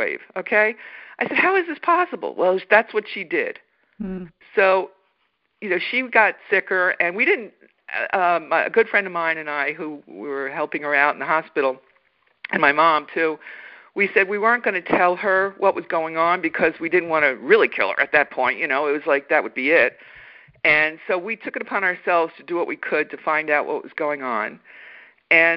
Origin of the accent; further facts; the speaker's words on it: New York City, New York, United States; moved away as an adult; also born or lived in Manhattan, New York; I grew up in Staten Island, New York, a fairly small city in New York.